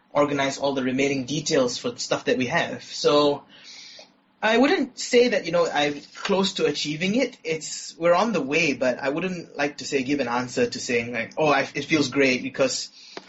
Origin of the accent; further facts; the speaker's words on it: Malaysia; I grew up in Malaysia.